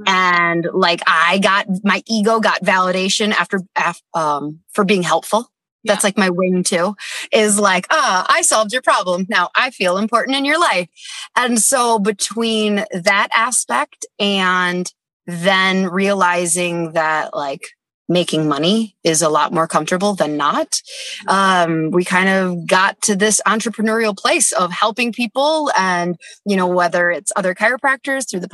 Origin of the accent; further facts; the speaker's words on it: Dana Point, California, United States; also born or lived in Mission Viejo; we lived like 10 minutes from Disneyland.